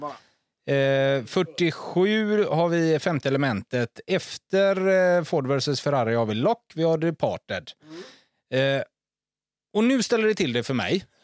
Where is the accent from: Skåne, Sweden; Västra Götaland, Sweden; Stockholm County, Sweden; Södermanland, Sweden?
Västra Götaland, Sweden; Gothenburg; hemma i Torslanda